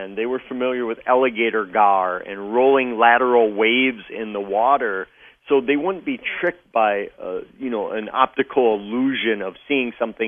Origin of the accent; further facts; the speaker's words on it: Wisconsin, United States; Wisconsin is my home state